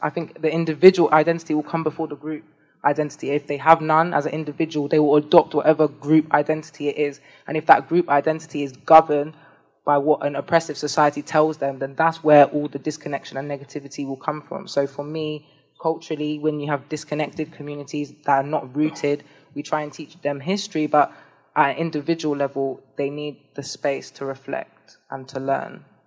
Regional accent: London, United Kingdom; I was born in London. I associate, I identify with being from London

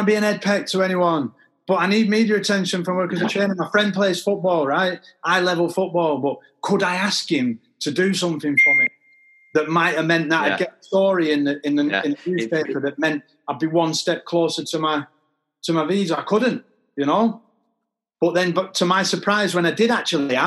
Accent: Manchester, North West England, United Kingdom; I'm from Manchester

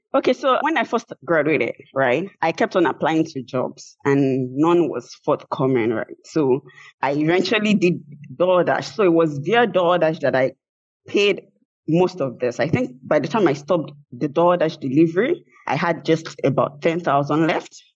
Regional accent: Nigeria; moved away as an adult; now in United States; I had a federal government scholarship from my home country, which is Nigeria.

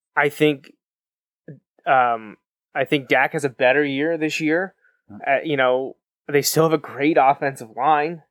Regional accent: South Central, Southeastern Pennsylvania, United States; we're from South Central, Southeastern Pennsylvania

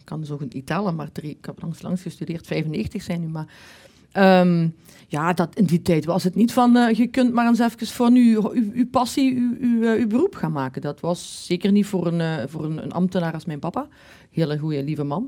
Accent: Maasmechelen, Flanders, Belgium; Ik kom van Maasmechelen

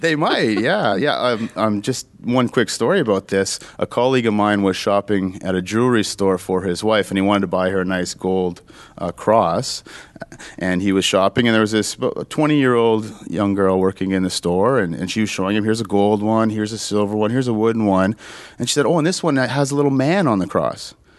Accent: Sudbury, Ontario, Canada; this is my hometown. I grew up here

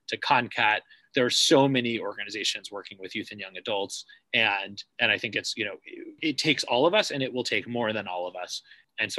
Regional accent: Cambridge, Massachusetts, United States; now in New Haven, United States; I grew up in Cambridge

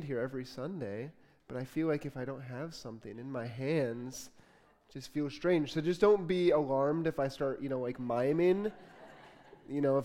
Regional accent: Port Huron, Michigan, United States; also born or lived in Detroit, Michigan; I was born in Detroit. I grew up in Port Huron, a little bit north of Port Huron

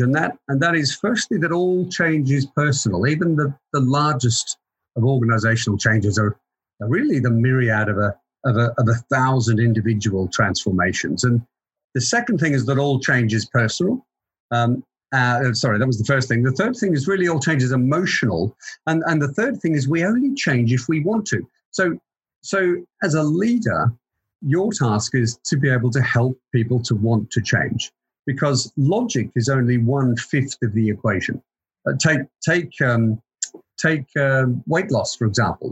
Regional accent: Queensland, Australia; moved away as an adult; also born or lived in Melbourne, Victoria, Australia; now in United Kingdom; I'm Australian, so I was born in in Melbourne. I've been here for about 21 years. Uh, I went to school in Queensland

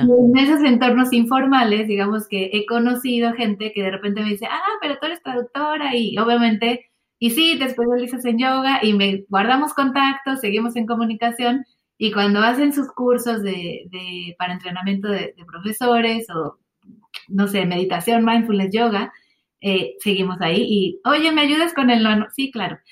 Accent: Mexico City, Mexico; now in Swansea, United Kingdom; yo soy de la Ciudad de México

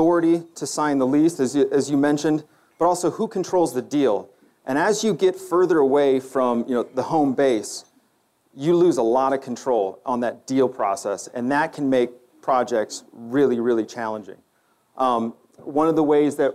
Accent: United States; also born or lived in China; being American

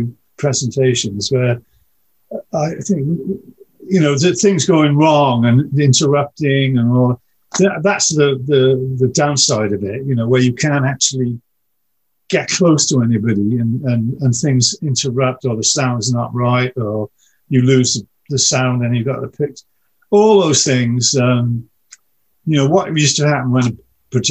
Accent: United Kingdom; we're British

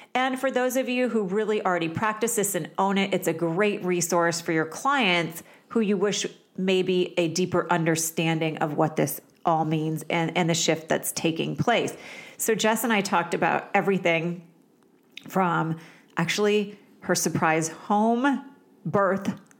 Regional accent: Vermont, United States; moved away; I was from Vermont

